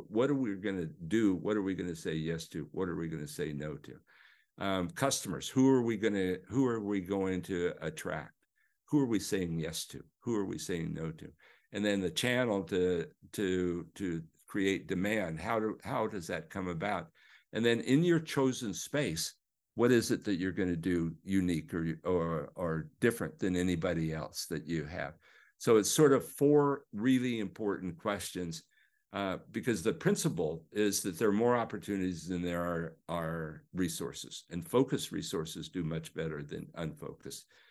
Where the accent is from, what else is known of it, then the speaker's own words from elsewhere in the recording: Overland Park, Kansas, United States; I grew up in the Midwest, uh, Overland Park, Kansas.